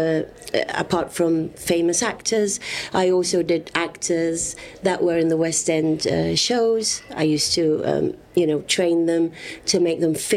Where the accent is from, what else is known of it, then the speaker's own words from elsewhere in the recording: Gibraltar; everywhere I went, I was always saying that I was from Gibraltar